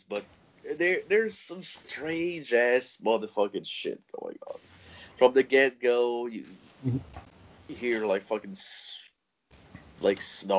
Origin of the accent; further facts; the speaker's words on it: Canada; I'm French Canadian